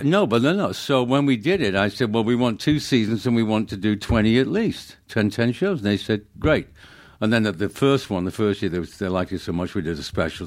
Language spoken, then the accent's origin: English; Manchester, North West England, United Kingdom; moved away; I grew up in, uh, Manchester